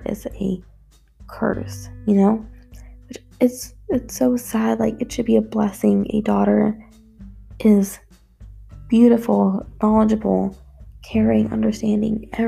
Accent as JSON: {"language": "English", "country": "United States", "tie": "born or raised there", "first_language": "Gujarati", "said": "I was born and raised in the United States, but my parents are both immigrants"}